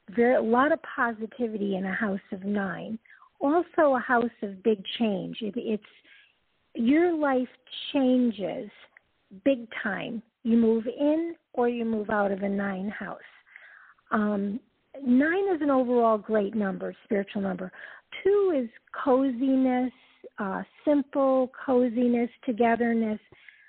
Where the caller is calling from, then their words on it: Georgia, United States; I'm calling from Georgia.